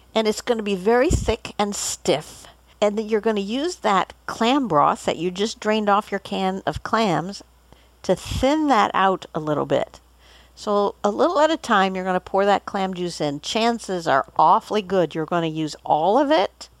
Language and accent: English; Boulder, Colorado, United States; born or raised there